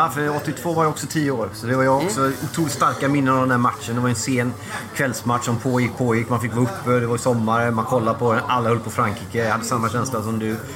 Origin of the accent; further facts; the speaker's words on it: Sweden; Jag är förfärligt svensk. Ja, på gott och ont kan man säga.